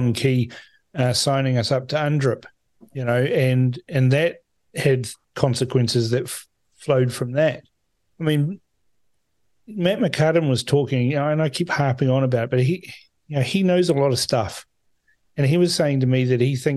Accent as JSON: {"language": "English", "country": "Fiji", "tie": "born or raised there", "moved": "yes", "lives_now": "New Zealand", "said": "I was born in Fiji"}